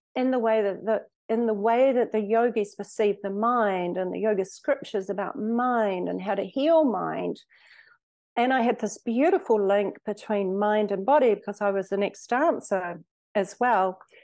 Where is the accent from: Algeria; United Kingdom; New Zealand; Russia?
New Zealand; moved away as an adult; also born or lived in Australia / Mexico; I was born in Australia, brought up in New Zealand